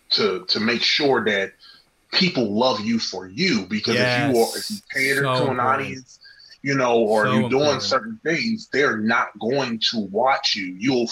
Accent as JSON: {"language": "English", "town": "Cincinnati", "region": "Ohio", "country": "United States", "said": "Cincinnati, Ohio."}